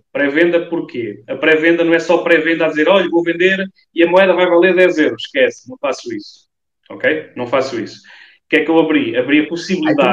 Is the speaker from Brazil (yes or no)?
no; Portugal; porque eu sou português